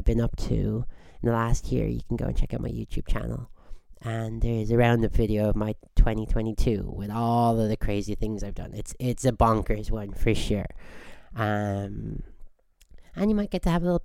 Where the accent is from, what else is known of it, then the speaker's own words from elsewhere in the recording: Squamish, British Columbia, Canada; I hail from Squamish